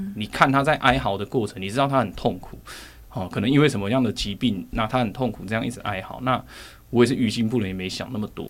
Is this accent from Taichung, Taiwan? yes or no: no; Zhongli, Taoyuan, Taiwan; also born or lived in Longtan, Taoyuan; 六岁之后我就跟我妈妈从楼盘搬到中立